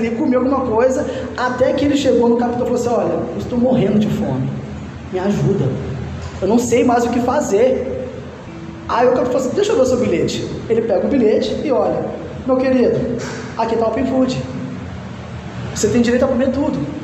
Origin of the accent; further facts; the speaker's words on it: Minas Gerais, Brazil; eu sou mineiro